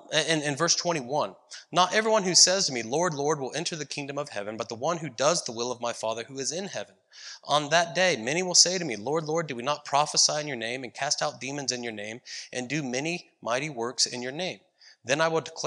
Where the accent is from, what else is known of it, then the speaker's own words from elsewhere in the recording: Ohio, United States; now in Visalia, United States; I grew up in Ohio, where our fruit trees were apple trees